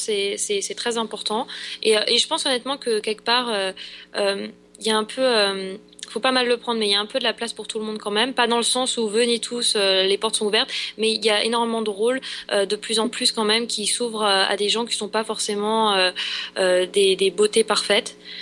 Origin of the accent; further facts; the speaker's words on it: France; moved away as an adult; now in Los Angeles, United States; je suis de, je suis de France